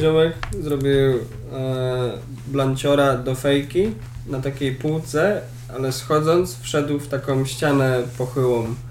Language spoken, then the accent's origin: Polish; Poland; Jestem z Polski.